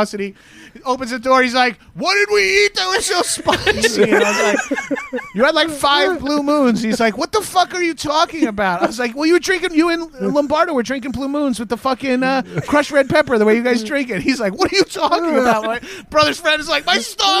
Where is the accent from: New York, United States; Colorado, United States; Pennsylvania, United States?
New York, United States; Long Island; moved away; also born or lived in Brooklyn; I'm from Long Island